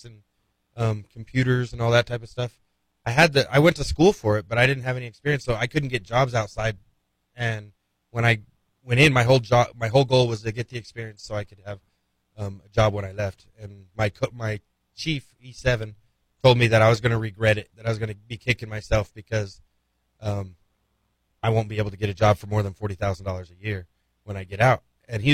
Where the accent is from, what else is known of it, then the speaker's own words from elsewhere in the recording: Playas, New Mexico, United States; now in Las Cruces, United States; At the community center in Playas. So my hometown had 1,000 people